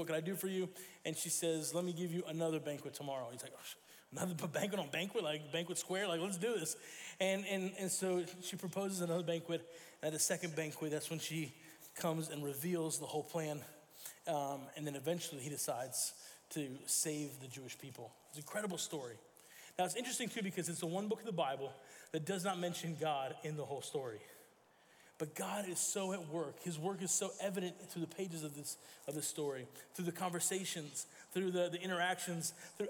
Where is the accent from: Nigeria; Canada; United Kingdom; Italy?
Italy; I grew up in Italy, and so our student ministry was in Italy, it was in Italian